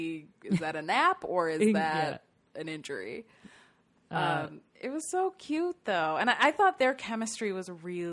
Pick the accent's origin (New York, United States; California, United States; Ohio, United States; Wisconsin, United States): Ohio, United States; We're both from Ohio